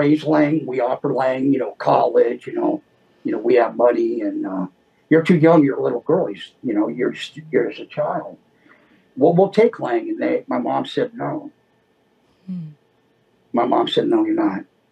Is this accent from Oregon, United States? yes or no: no; Los Angeles, California, United States; also born or lived in Inglewood, California; now in Oxnard, United States; I grew up, I was born in Inglewood, and we ended up moving to Westchester, which is it's a beach area over there